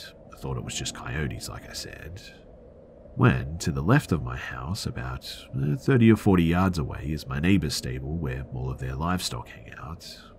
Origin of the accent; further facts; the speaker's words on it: Houston, Texas, United States; I was born and raised in Houston, but I've spent a lot of time hunting and living in Colorado for a year now